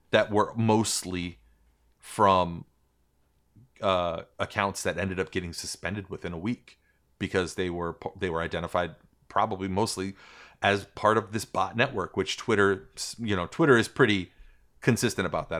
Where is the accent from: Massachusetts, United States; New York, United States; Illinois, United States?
New York, United States; also born or lived in Puerto Rico; I'm from New York, but my family's country of origin, um, has been ravaged by the United States